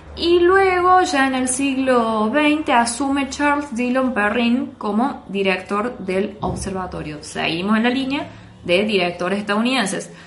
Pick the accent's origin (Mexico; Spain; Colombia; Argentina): Argentina; como buenos argentinos que somos